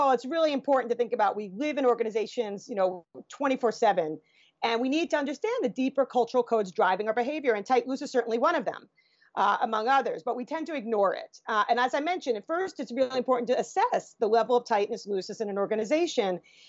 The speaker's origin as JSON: {"language": "English", "country": "United States", "said": "as an American, I can judge that very ethnocentrically"}